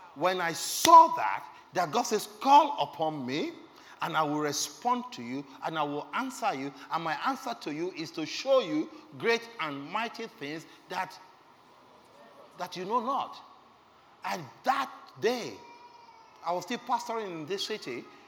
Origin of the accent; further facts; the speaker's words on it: Lagos, Nigeria; I was born again in Lagos. I was raised in Lagos